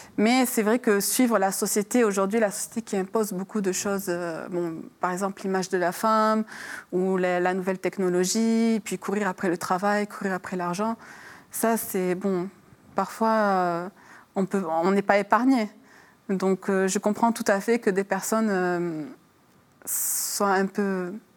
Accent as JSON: {"language": "French", "country": "France", "tie": "born or raised there", "also_born_or_lived": "Lebanon", "moved": "yes", "said": "je suis née hein, en France, j'ai grandi en France, donc j'ai suivi cette culture française."}